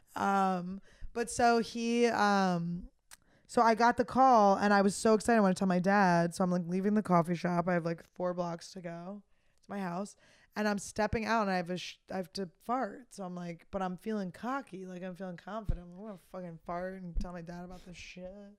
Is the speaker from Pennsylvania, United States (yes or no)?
yes; Philadelphia, Pennsylvania, United States; I'm from Philly